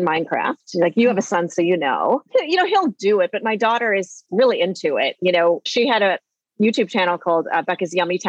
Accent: Minneapolis, Minnesota, United States; I'm from Minneapolis

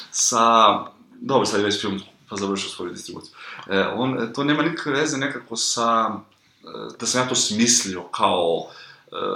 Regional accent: Kragujevac, Šumadija, Serbia; moved away; also born or lived in Belgrade; ja sam imao podršku roditelja, oni su mi plaćali stan u Beogradu, ja sam bio izmešten iz Kragovica

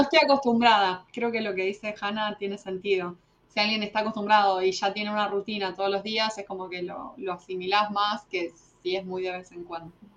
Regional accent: Argentina; moved away as an adult; also born or lived in Buenos Aires; now in United States; siempre sufrí en toda mi adolescencia en Argentina

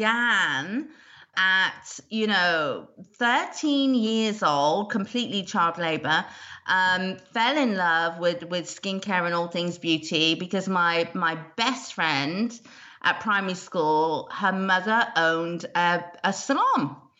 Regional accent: United Kingdom; whether I'm Australian, South African, American or British. I am a Brit and have been in the industry for 25 years.

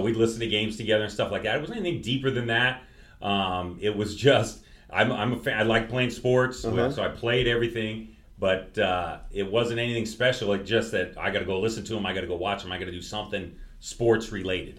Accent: East Bay, California, United States; I grew up in the East Bay, and it was Oakland territory

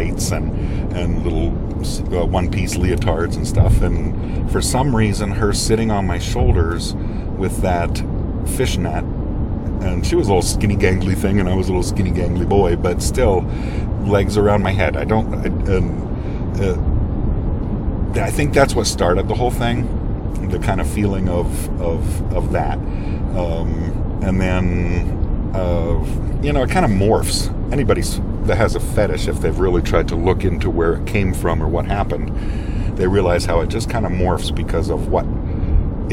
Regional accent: Pittsburgh, Pennsylvania, United States; I was born and raised in Pittsburgh

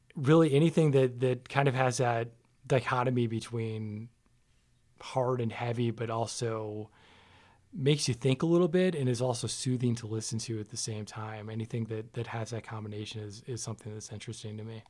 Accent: Farmington Hills, Michigan, United States; moved away as an adult; now in Las Vegas, United States; So I grew up in Michigan, uh, a city called Farmington Hills, which is a suburb of Detroit, and lived there pretty much my whole life

